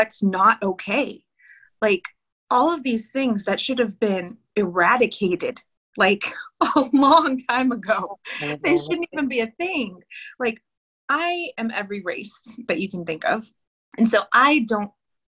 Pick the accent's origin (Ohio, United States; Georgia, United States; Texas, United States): Texas, United States; also born or lived in California; I was born in California. We moved to Texas so my mom could be with her grandmother